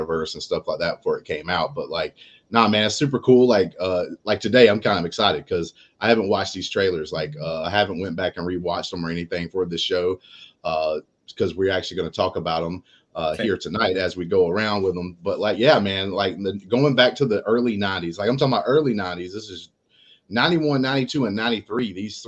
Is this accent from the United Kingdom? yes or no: no; South Alabama, United States; I'm from South Alabama.